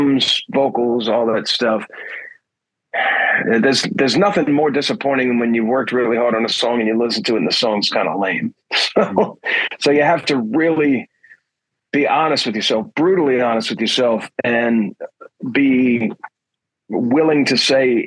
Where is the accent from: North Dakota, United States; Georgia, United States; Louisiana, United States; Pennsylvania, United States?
Louisiana, United States; New Orleans; I'm born and raised in New Orleans